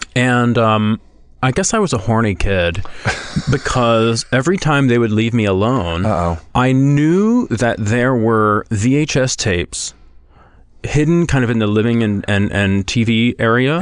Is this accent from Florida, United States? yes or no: no; Texas, United States; I'm from Texas, a very small town in Texas.